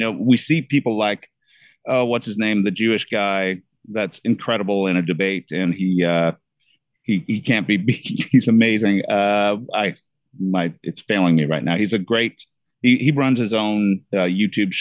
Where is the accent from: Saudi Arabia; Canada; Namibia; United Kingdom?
Canada; moved away as an adult; now in Florida, United States; where I'm currently nested in the state of Florida, which as a Canadian